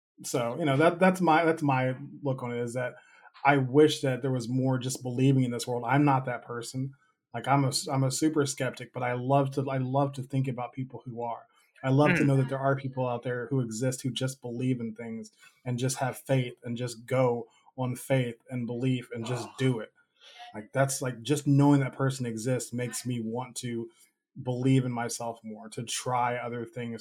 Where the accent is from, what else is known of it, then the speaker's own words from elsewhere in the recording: United States; growing up in America